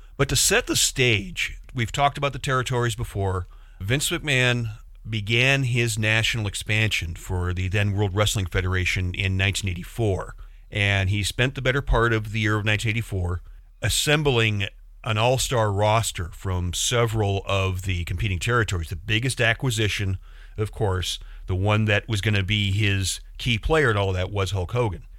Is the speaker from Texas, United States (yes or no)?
no; Chicago, Illinois, United States; I'm from the Chicago area